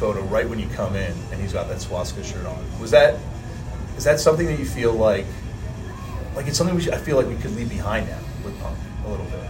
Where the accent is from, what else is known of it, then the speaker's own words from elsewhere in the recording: Canada; Look at me, I'm Canadian, I definitely can.